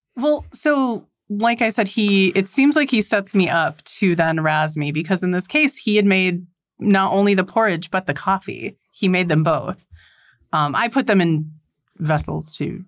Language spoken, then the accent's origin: English; North Dakota, United States; I am from North Dakota. So you could road trip out here and meet my family